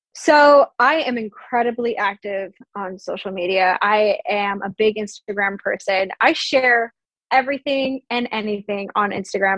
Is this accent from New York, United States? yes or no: yes; Long Island, New York, United States; moved away; I'm also from Long Island, so I'll go to New York City do the concert, see my family afterwards